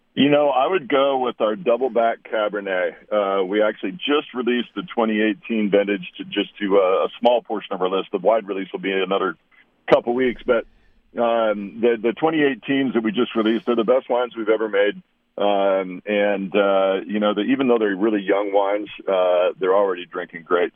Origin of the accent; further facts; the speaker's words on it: Walla Walla, Washington, United States; I grew up in this little town in southeastern Washington, the town of Walla Walla